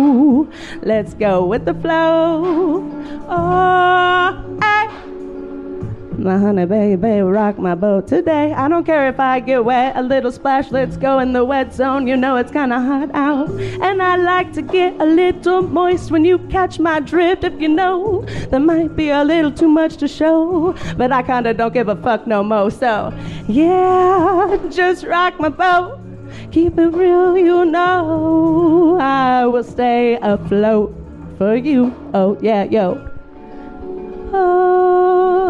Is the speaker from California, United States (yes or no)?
yes; Three Rivers, California, United States; now in Oceanside, United States; Three Rivers, my hometown